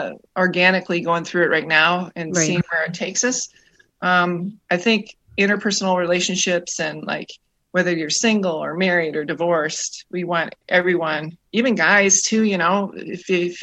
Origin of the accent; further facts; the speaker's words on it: Tomahawk, Wisconsin, United States; now in Western Michigan, United States; I'm originally from Tomahawk, Wisconsin, which is about, about 4 hours north of Milwaukee. That's where I grew up